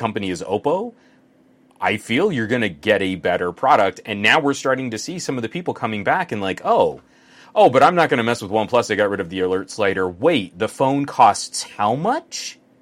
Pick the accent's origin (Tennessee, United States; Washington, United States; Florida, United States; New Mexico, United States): New Mexico, United States; now in Southern California, United States; growing up in New Mexico.